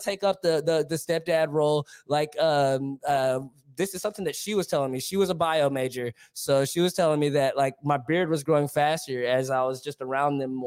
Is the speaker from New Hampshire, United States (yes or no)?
no; Dallas, Texas, United States; I'm from, you know, South Irving, West Dallas